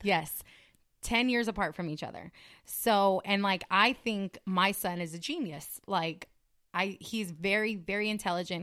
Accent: California, United States; moved away as an adult; also born or lived in Las Vegas; I'm from California.

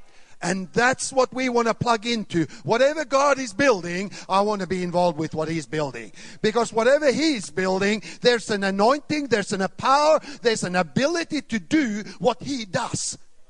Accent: Sweden; also born or lived in Finland / Australia / Canada; now in Thailand; I was born in Sweden. I grew up in Sweden, Finland, Australia, Canada, and Thailand, 24 years now.

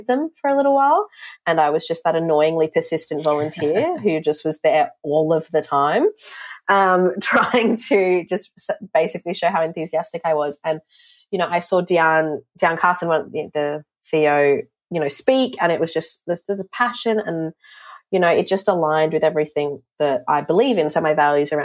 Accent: Darwin, Northern Territory, Australia; moved away as an adult; now in Melbourne, Australia; I grew up in Darwin in the Northern Territory

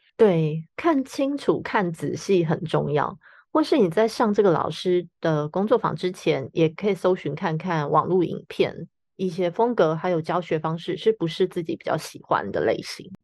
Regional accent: Taiwan; 我们台湾人

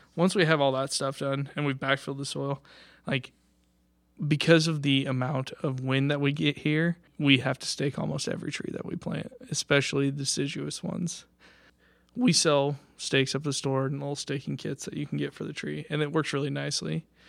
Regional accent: Washington, Kansas, United States; I'm from the area. I'm up from Washington, uh, Kansas, so just about an hour north of here.

